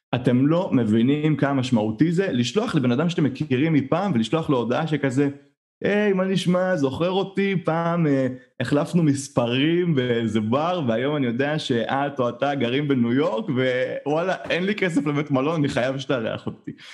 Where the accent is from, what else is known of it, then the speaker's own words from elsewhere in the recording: Israel; אני ישראלי, אנחנו ישראלים